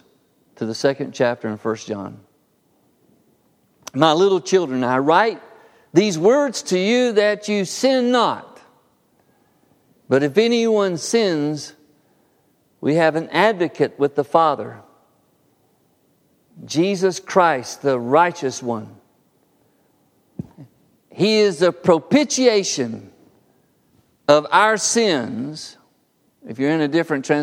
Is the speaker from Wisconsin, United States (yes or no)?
no; Harpersville, Alabama, United States; my little world growing up in Harpersville